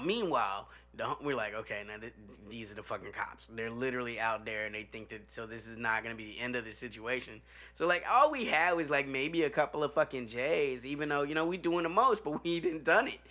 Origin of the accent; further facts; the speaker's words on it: Chicago, Illinois, United States; I'm from Chicago.